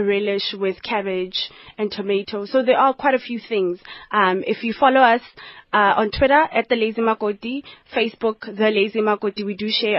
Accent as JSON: {"language": "English", "town": "Polokwane", "region": "Limpopo", "country": "South Africa", "tie": "born or raised there", "moved": "yes", "lives_now": "Gauteng, South Africa", "said": "In Polokwane, a township just outside Polokwane, Mangweng, and Rampatlele for some part of my life."}